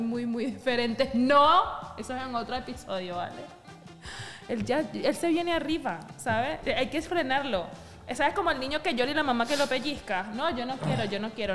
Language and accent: Spanish; Venezuela